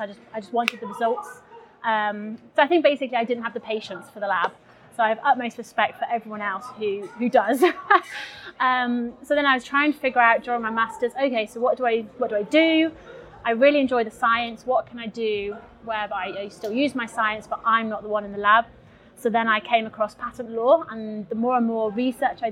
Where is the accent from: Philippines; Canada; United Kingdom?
United Kingdom; England; moved away as an adult; also born or lived in Durham; now in Split, Croatia; I'm from England